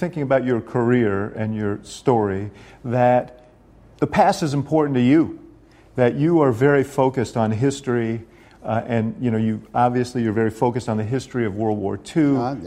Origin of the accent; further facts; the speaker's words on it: New York, United States; a little housing development where I grew up in New York